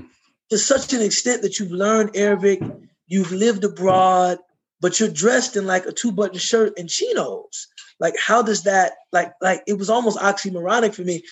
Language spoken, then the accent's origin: English; United States; I was from America